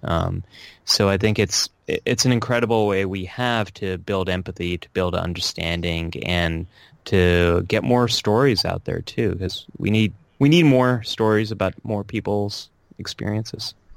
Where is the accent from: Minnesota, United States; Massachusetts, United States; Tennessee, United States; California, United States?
California, United States; now in New York City, United States; born and raised in California